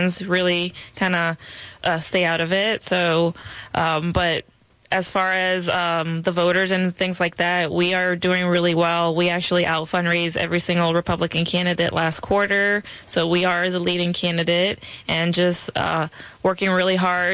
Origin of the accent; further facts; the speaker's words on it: Puerto Rico; now in Maryland, United States; I'm from Puerto Rico